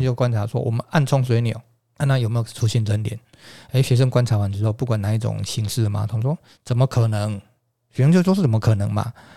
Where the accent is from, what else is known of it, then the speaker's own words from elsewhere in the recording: rural Chiayi, Chiayi County, Taiwan; now in Kaohsiung, Taiwan; 那我的家乡哈，是在嘉义的乡下地方